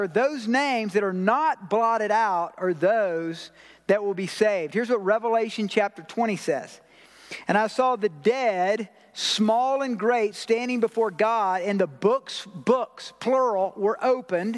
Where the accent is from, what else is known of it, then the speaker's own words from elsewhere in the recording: Georgia, United States; now in Colorado Springs, United States; I'm from Georgia.